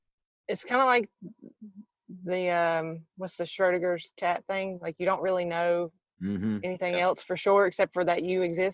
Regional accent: the South, United States; accent: southern; moved away; everybody has to bear through my southern accent.

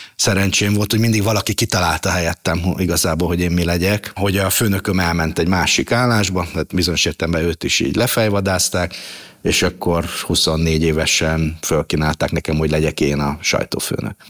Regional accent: Budapest, Hungary; also born or lived in Szentes; a nagymamámmal laktunk nagyon sokáig, ö, Terézvárosban, a Ripurónai utcában, ö, és nagyjából ott is nőttem fel

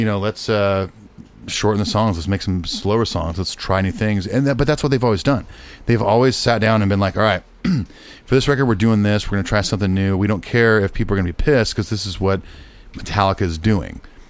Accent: Long Beach, California, United States; I'm from Long Beach

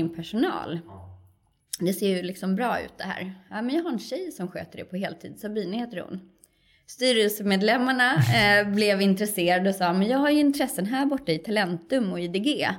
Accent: Kerstinbo, Uppsala County, Sweden; moved away as an adult; now in Stockholm, Sweden; Jag är ju en, en lantistjej från början, uppvuxen i en liten, liten landsort, 15 mil norr om Stockholm

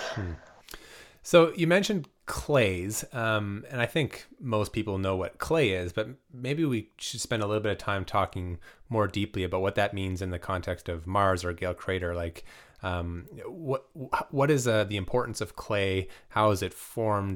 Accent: Canada; now in Vancouver, Canada; I'm very bad Canadian

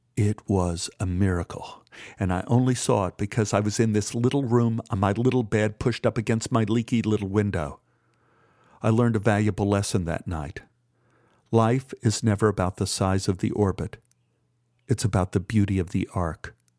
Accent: Dallas, Texas, United States; when I was growing up in Oak Cliff.

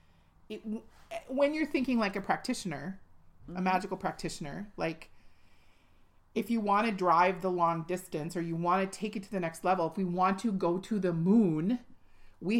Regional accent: United States; Our country is 244 years old this year.

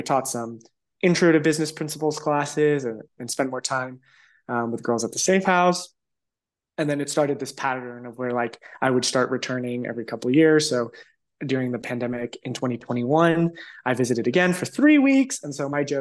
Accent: Los Angeles, California, United States; also born or lived in San Diego; So I was 13, and my family, right after kind of like the economic crisis in 2006, 2007, we relocated from Los Angeles to San Diego

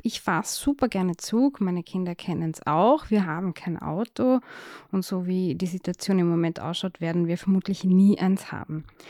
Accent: Austria; als Österreicherin

